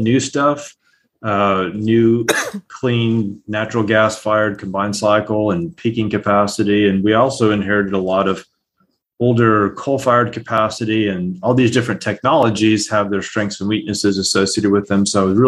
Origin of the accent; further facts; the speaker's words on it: El Paso, Texas, United States; also born or lived in Calgary; now in Houston, United States; So I grew up in El Paso and Calgary, so it's not terrible, but you get right.